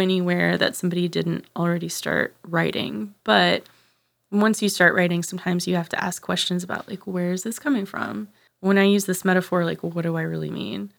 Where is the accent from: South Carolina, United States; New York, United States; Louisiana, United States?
Louisiana, United States; right outside of New Orleans; also born or lived in Arkansas; I moved from Arkansas to right outside of New Orleans in third grade.